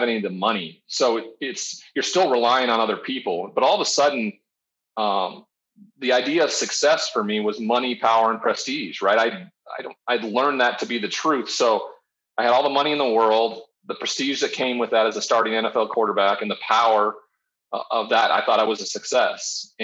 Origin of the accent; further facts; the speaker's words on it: Montana, United States; moved away as an adult; I'm from Montana. I'm the only first round draft pick ever from the state of Montana.